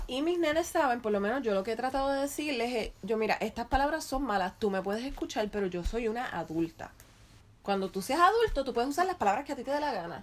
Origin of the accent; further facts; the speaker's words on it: Guaynabo, Puerto Rico; first language Spanish; also born or lived in Ponce; pero yo viví todo el resto de mi vida en Guaynabo.